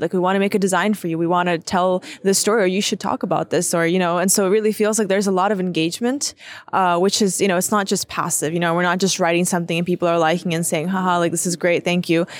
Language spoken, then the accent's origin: English; Ukraine; the first generations that's growing up in Ukraine